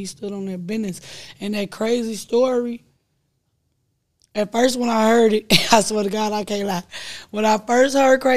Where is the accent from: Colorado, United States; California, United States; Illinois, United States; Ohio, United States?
Illinois, United States; Chicago; I come from the Wells.